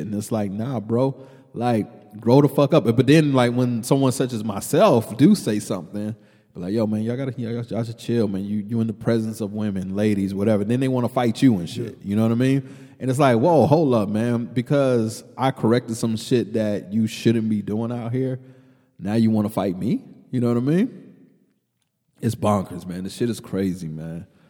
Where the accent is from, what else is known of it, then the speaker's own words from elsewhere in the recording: Killeen, Texas, United States; also born or lived in New York; you and I just growing up in Killeen.